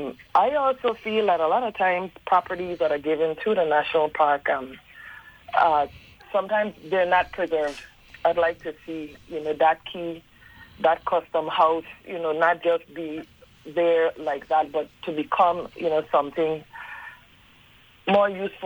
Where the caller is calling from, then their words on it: U.S. Virgin Islands; I am calling from St. John, Virgin Islands.